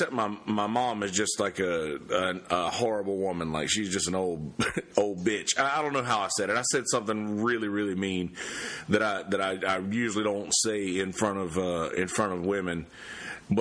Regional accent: Bennettsville, South Carolina, United States; there was this new Christian school that had opened up in Bennettsville, in my hometown.

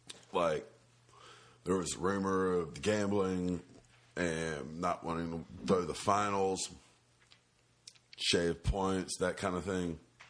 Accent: Bennettsville, South Carolina, United States; And you were talking about, I'm from Bennettsville, and one thing...

